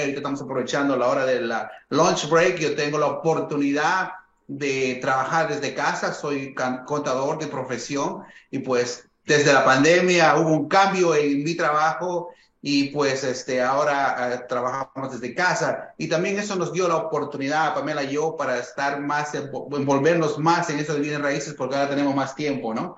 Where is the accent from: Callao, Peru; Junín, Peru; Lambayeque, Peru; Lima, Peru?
Junín, Peru; Huancayo; moved away as an adult; ambos, mi esposa y yo, somos de Perú, eh, de una ciudad que se llama Huancayo, que es en el centro del Perú. Ambos hemos crecido ahí desde jóvenes